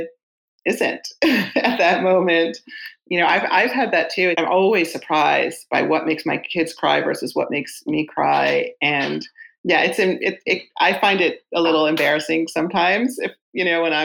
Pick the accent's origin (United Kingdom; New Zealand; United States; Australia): United States; New York City, New York; I grew up in Queens in a book loving house